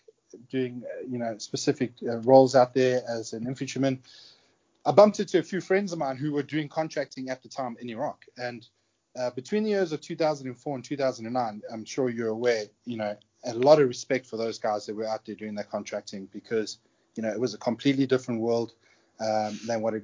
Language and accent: English; South Africa; accent: South African; moved away; also born or lived in United Kingdom; I'm a South African born British national. When I was around 20 years old, I decided to join the military in the UK